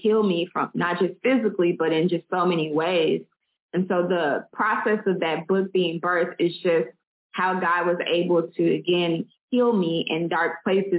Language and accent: English; Little Rock, Arkansas, United States; now in Birmingham, United States; I'm originally from Little Rock, Arkansas, and I'm currently in Birmingham, Alabama